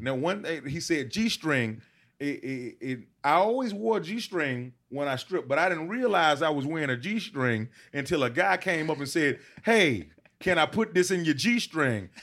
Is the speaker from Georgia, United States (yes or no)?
yes; Decatur, Georgia, United States; also born or lived in Albany, Georgia; when I was seven, I moved to, uh, Atlanta, Decatur